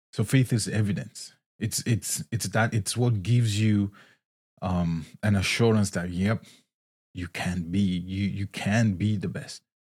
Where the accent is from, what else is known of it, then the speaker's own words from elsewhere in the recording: Nigeria; moved away as an adult; also born or lived in Scotland; now in United States; I was born and raised in Nigeria